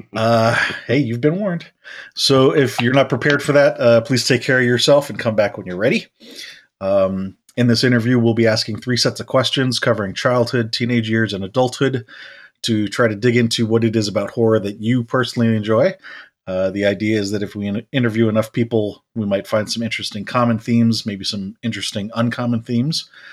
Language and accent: English; United States; us being American